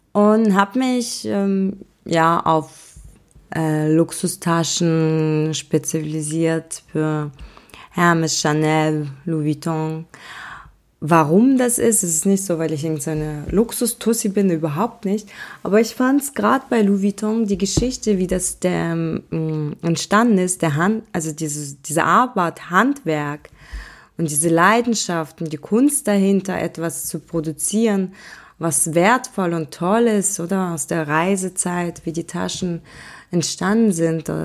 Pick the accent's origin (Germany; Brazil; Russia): Russia; born there; bin geboren in Russland an einem wunderschönen Baikalsee, ein mystischer Ort.